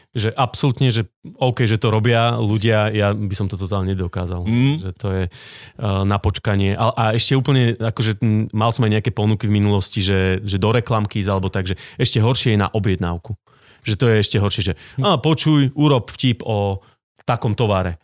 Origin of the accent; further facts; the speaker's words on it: Socovce, Žilina Region, Slovakia; also born or lived in Martin; chodil som na gymnázium do Martina, ale vyrastal som v Socovciach